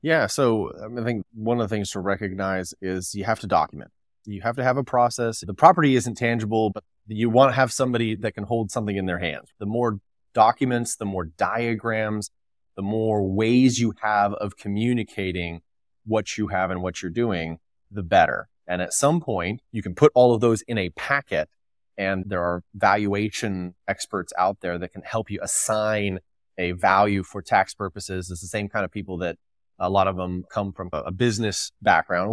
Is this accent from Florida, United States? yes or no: no; California, United States; I grew up in the People's Republic of California, and my family were fourth generation dairy farmers